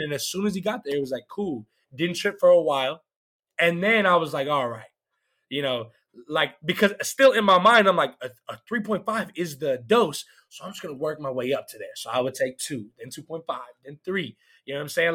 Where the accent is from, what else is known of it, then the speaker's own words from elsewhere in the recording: Canton, Georgia, United States; now in Nashville, United States; I'm from Canton, Georgia. It's like 30 minutes away from Atlanta